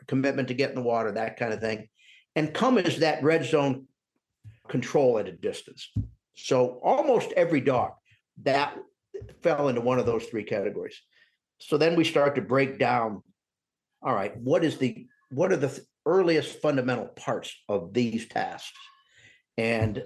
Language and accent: English; Northern Indiana, United States; moved away; I grew up in Northern Indiana